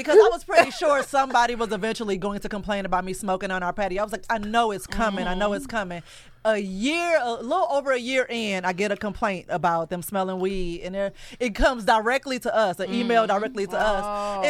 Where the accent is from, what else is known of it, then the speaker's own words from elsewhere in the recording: St. Louis, Missouri, United States; moved away as an adult; now in Los Angeles, United States; We're both from St. Louis.